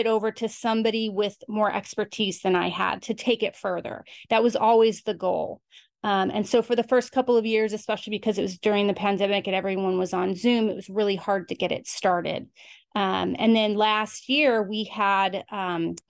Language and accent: English; Albuquerque, New Mexico, United States; moved away; I grew up in Albuquerque, New Mexico